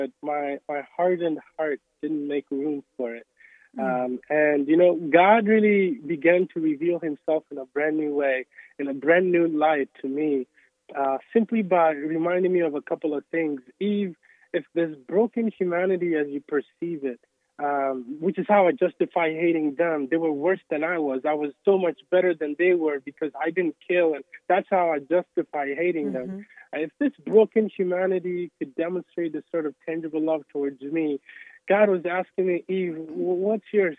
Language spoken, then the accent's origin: English; Togo; moved away; when we grew up in Togo, Togo is known for a lot of the people in our village specifically were witch doctors